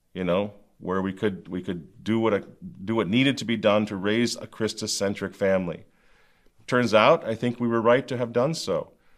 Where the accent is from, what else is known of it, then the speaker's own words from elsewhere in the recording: United States; growing up in the United States of America, mine was not a quintessentially American childhood